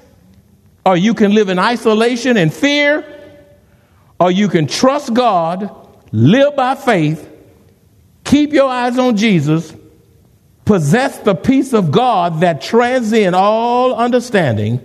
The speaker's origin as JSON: {"language": "English", "town": "Houston", "region": "Texas", "country": "United States", "moved": "yes", "lives_now": "San Antonio, United States", "said": "I'm not from San Antonio. I'm in Houston"}